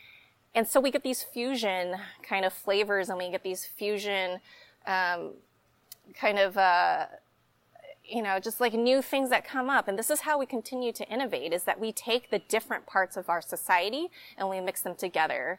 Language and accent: English; Dallas, Texas, United States; now in Austin, United States; growing up in the Dallas area